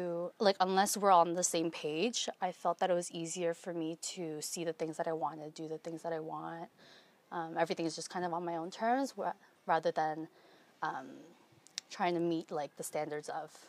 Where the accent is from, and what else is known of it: Toronto, Ontario, Canada